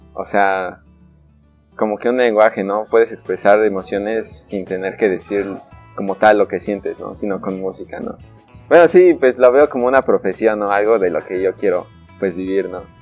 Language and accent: Spanish; Tehuacán, Puebla, Mexico; tehuacanero de corazón